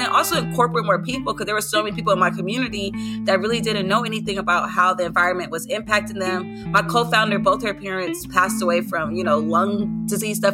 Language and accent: English; Los Angeles, California, United States; I'm from South Central Los Angeles